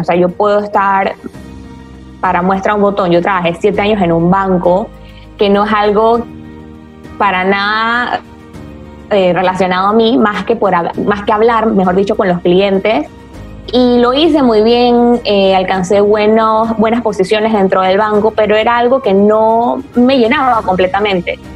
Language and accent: Spanish; Panama; also born or lived in Spain; Yo soy una mujer panameña, tengo 28 años.